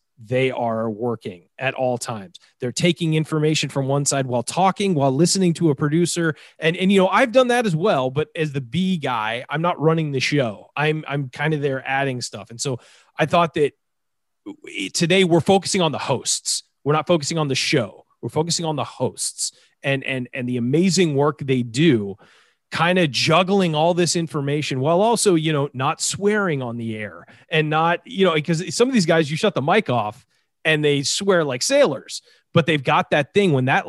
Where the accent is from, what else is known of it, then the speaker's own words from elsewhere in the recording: West Coast, United States; I grew up on the West Coast listening to Jim Rome